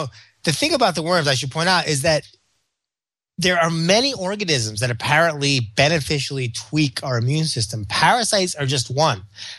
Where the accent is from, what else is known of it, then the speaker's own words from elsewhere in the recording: Memphis, Tennessee, United States; So growing up in Memphis, it may have been worms.